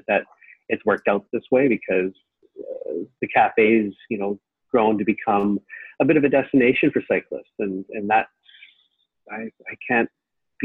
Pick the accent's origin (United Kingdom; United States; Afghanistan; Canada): Canada; Richmond, British Columbia; also born or lived in Vancouver; born and raised in Richmond. I was born in Richmond Hospital.